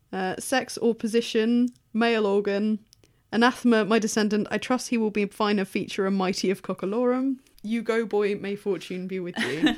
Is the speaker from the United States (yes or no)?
no; England, United Kingdom; being English